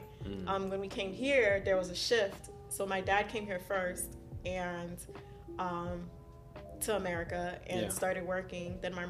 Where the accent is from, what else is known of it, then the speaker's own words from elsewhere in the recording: Miami, Florida, United States; first language Haitian Creole; English is a second language; also born or lived in Haiti; I grew up in South Florida, so okay. Miami.